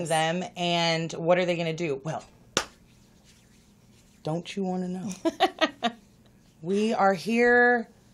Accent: Los Angeles, California, United States; I'm born and raised in West L.A.

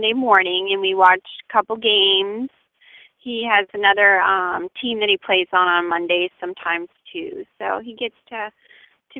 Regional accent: Lewiston, Maine, United States; now in Greene, Maine, United States; I'm from Lewiston. I grew up in Lewiston

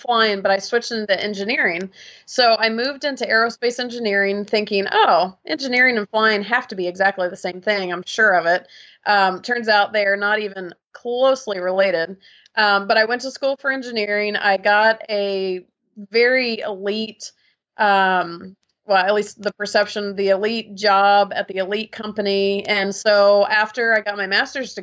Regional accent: Georgia, United States; I grew up in Georgia in the States, and kind of a typical Southern lifestyle

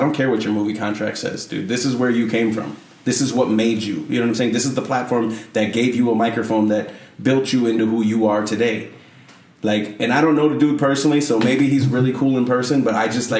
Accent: Chicago, Illinois, United States; Like, I think I'm really smart because I'm from Wicker Park.

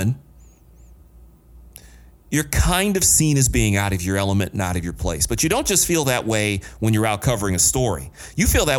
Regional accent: Detroit, Michigan, United States; When I grew up in Detroit

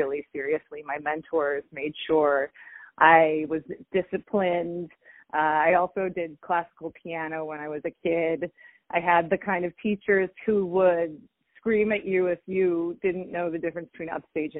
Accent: Mason City, Iowa, United States; moved away as an adult; also born or lived in Los Angeles; now in Burbank, United States; I'm from a town in Iowa called Mason City, but it's River City, from known as River City and the Music Man

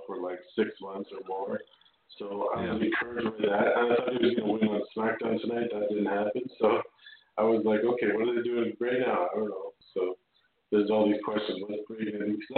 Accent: Canada; I'm a Canadian

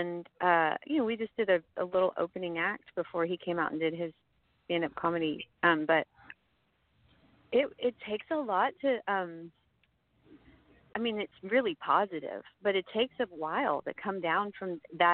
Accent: Houston, Texas, United States; now in Austin, United States; I grew up in Houston

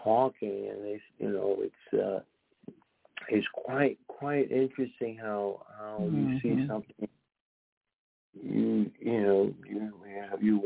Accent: New York, United States; also born or lived in Puerto Rico; now in New Jersey, United States; a Puerto Rican, grew up in the South Bronx

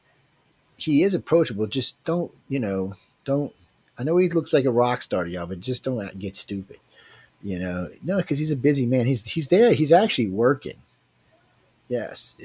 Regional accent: Louisiana, United States; I'm from Louisiana

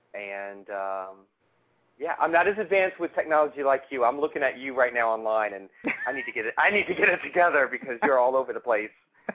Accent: New Orleans, Louisiana, United States; And I'm also from New Orleans

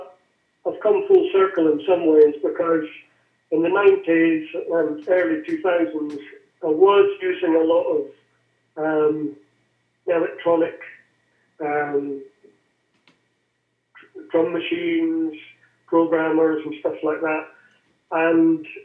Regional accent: Aberdeen, Scotland, United Kingdom; also born or lived in London; now in West Highlands, United Kingdom; I'm from Aberdeen and that's my home team. Although I live in the West Highlands now.

